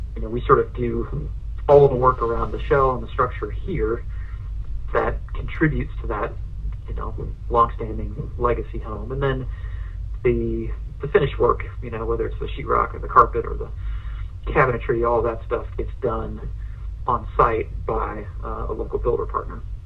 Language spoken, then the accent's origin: English; Ohio, United States; now in Asheville, United States; I grew up in Ohio.